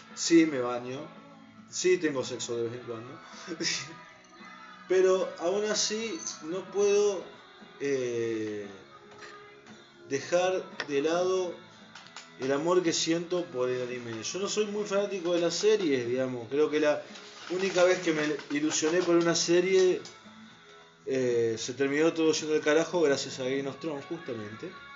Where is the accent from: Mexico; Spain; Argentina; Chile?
Argentina; Santa Fe; Nosotros somos de Argentina, nacimos acá en Santa Fe